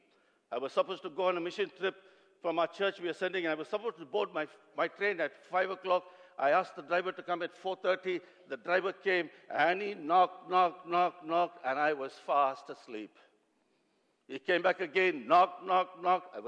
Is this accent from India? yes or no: yes; South India, India; I come from South India